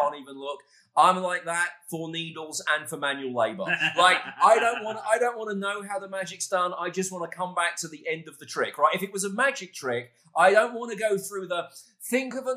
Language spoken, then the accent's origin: English; United Kingdom; moved away as an adult; now in Dallas, United States; a British guy on the radio